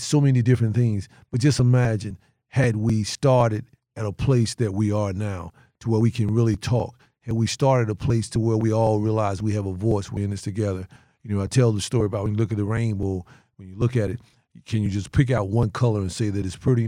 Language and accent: English; North Carolina, United States; moved away as an adult; also born or lived in Detroit; I am from North Carolina going into Detroit, uh, huge metropolitan city